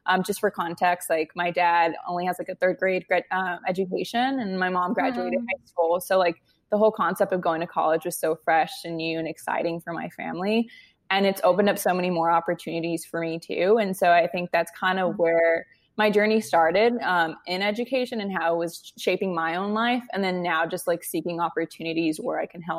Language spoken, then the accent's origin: English; Westminster, California, United States; moved away as an adult; also born or lived in New York; I grew up in Orange County, California. I grew up in like Westminster, Huntington Beach area